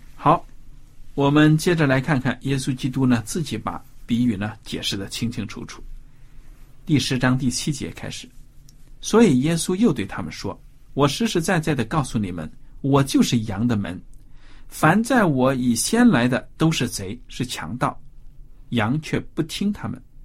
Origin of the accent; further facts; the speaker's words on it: China; 我们中国人